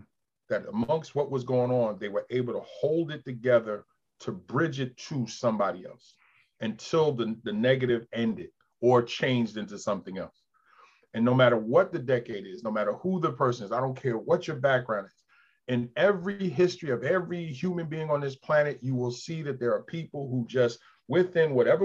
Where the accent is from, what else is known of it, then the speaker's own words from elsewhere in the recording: New York, United States; now in Delaware, United States; I grew up in New York, bowled in New York. Now I'm down here in Delaware.